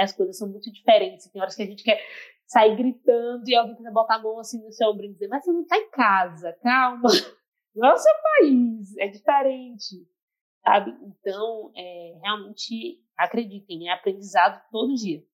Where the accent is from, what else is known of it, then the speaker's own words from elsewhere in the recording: Salvador, Bahia, Brazil; que sou do Nordeste, sou da Bahia